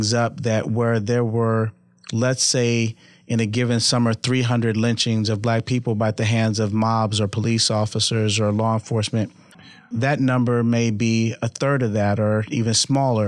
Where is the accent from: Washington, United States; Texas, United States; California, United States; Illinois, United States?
California, United States; Los Angeles; now in Omaha, United States; I grew up in California, Los Angeles.